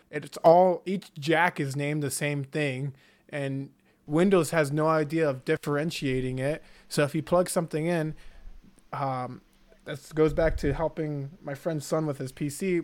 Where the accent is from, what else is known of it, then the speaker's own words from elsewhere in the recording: Houston, Texas, United States; I grew up in Houston